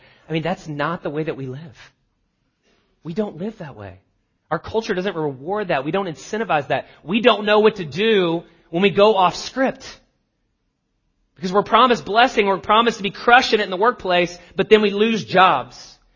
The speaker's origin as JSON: {"language": "English", "region": "the South", "country": "United States", "tie": "born or raised there", "said": "I grew up in the South."}